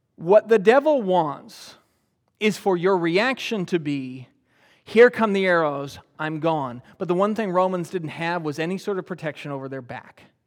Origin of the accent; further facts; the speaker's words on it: United States; I'm an American